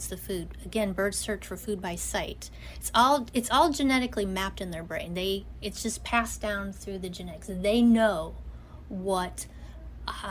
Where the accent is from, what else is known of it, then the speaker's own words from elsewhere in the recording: Ohio, United States; moved away; also born or lived in Florida / Knoxville; I'm born and raised in Ohio. I live down in Florida